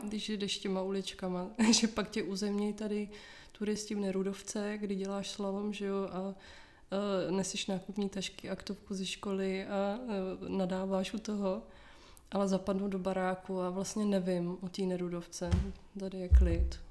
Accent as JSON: {"language": "Czech", "town": "Hradec Králové", "region": "Hradec Králové Region", "country": "Czechia", "also_born_or_lived": "Nusle, Prague", "moved": "yes", "lives_now": "Prague, Czech Republic", "said": "Já jsem z Hradce, z Hradce, z Hradce Králové a předtím jsme bydleli v Nuslích"}